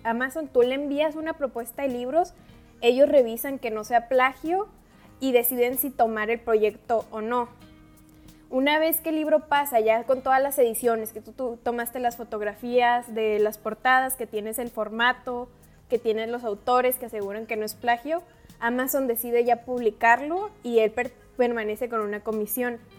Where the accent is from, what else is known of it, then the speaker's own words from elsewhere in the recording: Baja California, Mexico; soy baja californiana